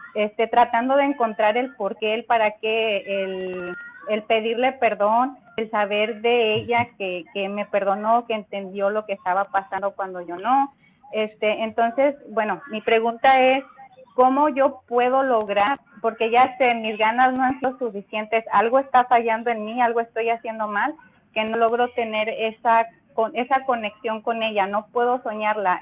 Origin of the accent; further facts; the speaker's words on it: Mexico; now in Indio, United States; Saludos desde Indio, California. Soy mexicana